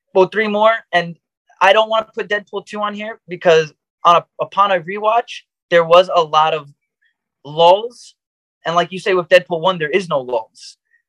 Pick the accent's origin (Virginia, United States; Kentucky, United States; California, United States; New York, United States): New York, United States; I personally grew up in Queens. I'm from Flushing